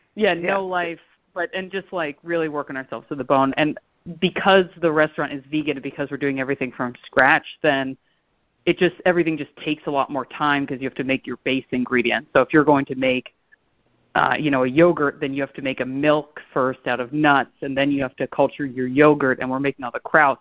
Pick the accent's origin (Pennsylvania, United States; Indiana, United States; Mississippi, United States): Pennsylvania, United States; Pittsburgh; growing up in Pittsburgh